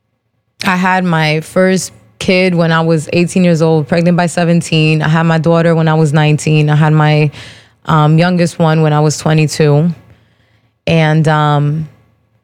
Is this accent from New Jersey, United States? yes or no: yes; Perth Amboy, New Jersey, United States; I'm born and raised in Perth Amboy, New Jersey